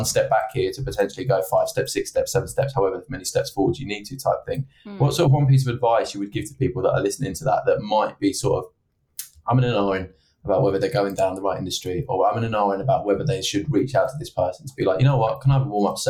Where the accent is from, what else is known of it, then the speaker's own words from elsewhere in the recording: Essex, East of England, United Kingdom; now in Manchester, United Kingdom; I'm from Essex originally